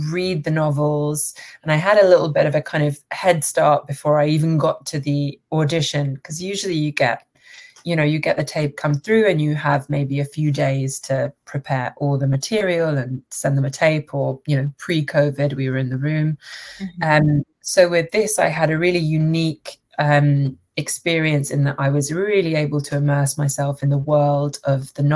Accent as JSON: {"language": "English", "region": "London", "country": "United Kingdom", "tie": "born or raised there", "also_born_or_lived": "Manchester / Toronto", "said": "I'm from London. I was born in Manchester, but I grew up in London"}